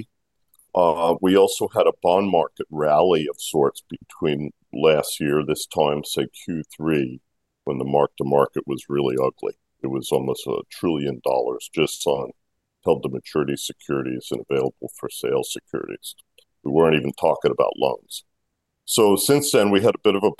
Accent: Washington, District of Columbia, United States; also born or lived in New York City, New York; now in Briarcliff Manor, United States; I grew up in Washington

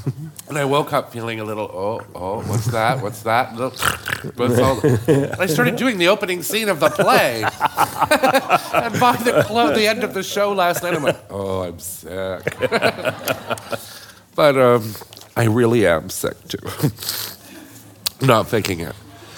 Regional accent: Toronto, Ontario, Canada; when I was a young person growing up in Toronto

